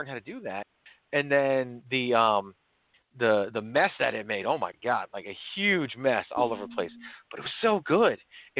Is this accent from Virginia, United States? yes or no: yes; Virginia, United States; also born or lived in New York; So I was born in New York, but I actually grew up in Virginia.